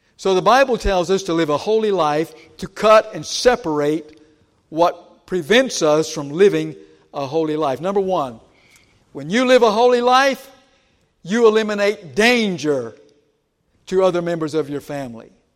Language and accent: English; Georgia, United States; moved away; I grew up in Georgia